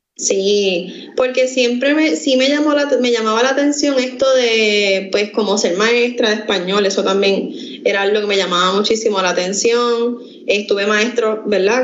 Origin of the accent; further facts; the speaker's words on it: Quebradillas, Puerto Rico; now in Camuy, Puerto Rico; Yo vivo en Camuy, pero yo soy originalmente de Quebradillas